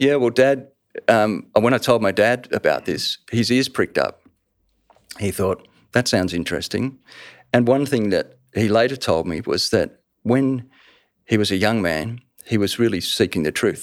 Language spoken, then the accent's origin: English; Melbourne, Victoria, Australia; I lived the first ten years of my life in that street in Surrey Hills in Melbourne